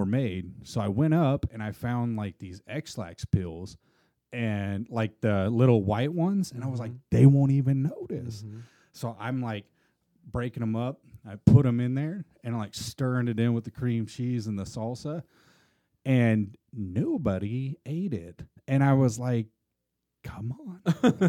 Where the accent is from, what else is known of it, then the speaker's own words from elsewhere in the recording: Midwest, United States; I'm from the Midwest.